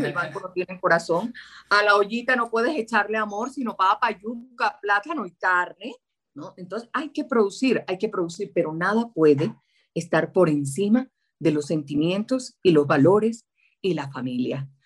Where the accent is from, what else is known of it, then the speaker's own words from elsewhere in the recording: Santa Marta, Magdalena, Colombia; moved away as an adult; now in Bogotá, Colombia; Nací en Santa Marta, tierra que añoro y deseo